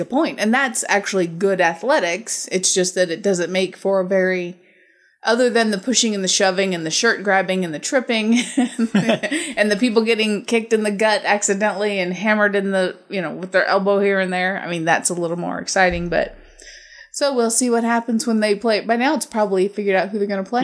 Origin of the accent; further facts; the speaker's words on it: United States; I'm American